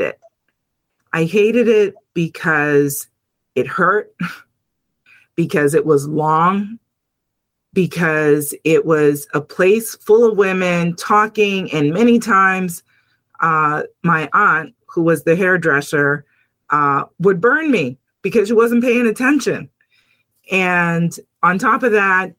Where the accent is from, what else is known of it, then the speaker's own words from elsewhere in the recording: Lawrence, Massachusetts, United States; I come from Lawrence, Massachusetts, which currently is the second largest Dominican community in the United States.